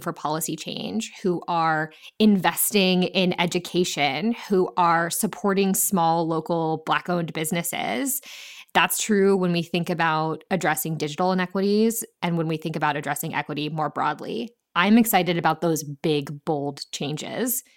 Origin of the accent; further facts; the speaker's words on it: Ohio, United States; my home state of Ohio